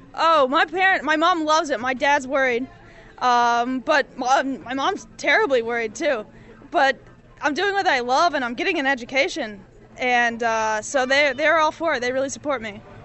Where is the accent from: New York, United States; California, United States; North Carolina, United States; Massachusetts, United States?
North Carolina, United States; I'm from North Carolina.